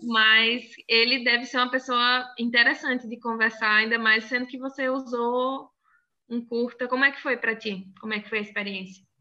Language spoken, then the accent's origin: Portuguese; Crato, Ceará, Brazil; accent: mix of Bahia and interior of Ceará; also born or lived in Salvador, Bahia / Rio Grande do Sul; now in Palhoça, Brazil; Na verdade, eu sou nascida em Salvador, na Bahia, né? Mas fui criada numa cidade chamada Crato